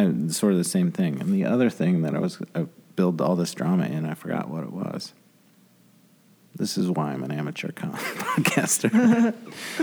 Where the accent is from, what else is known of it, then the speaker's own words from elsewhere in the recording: Grand Rapids, Michigan, United States; We're from Grand Rapids, Michigan